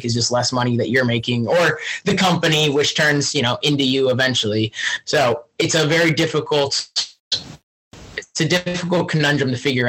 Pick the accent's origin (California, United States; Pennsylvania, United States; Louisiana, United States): Pennsylvania, United States; Fleetwood, Berks County; I'm actually from Berks County, technically. So I'm from outside Reading. It's a little town called Fleet, Pennsylvania.